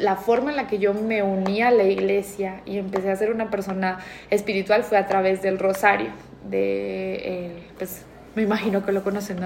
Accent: Spain; moved away; me crié en España

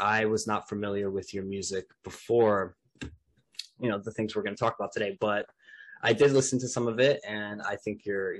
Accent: Melbourne, Victoria, Australia; Australia, my home state of Victoria, and my beloved city of Melbourne.

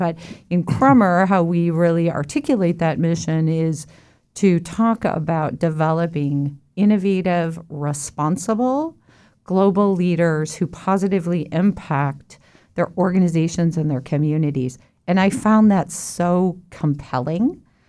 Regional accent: Colorado, United States; also born or lived in Texas / Illinois; Well, I consider myself from Colorado, but I was born in Texas, and my family moved from Texas to Illinois and then to Colorado.

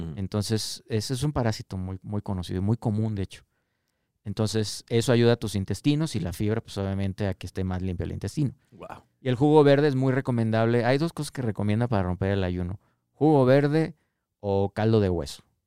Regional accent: Tabasco, Mexico; moved away; also born or lived in Canada; allá en mi tierra, Sevilla Hermosa Tabasco

